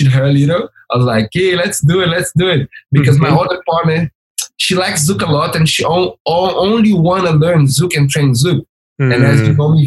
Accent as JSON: {"language": "English", "country": "Brazil", "second_language": "English", "moved": "yes"}